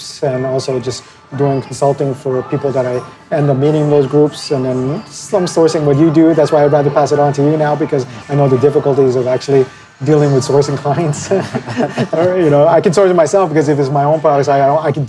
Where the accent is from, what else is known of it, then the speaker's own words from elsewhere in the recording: Philippines; now in China; I'm actually Asian, I'm Filipino